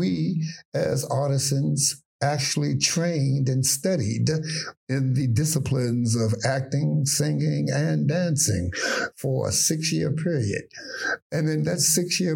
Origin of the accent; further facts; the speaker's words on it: Washington, District of Columbia, United States; I am a native Washingtonian. I grew up in the Trinidad, Ivy City area, northeast area of Washington, D.C.